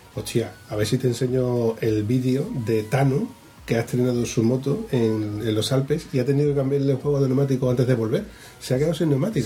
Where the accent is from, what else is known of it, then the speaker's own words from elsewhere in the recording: Huelva, Andalusia, Spain; yo soy de Huelva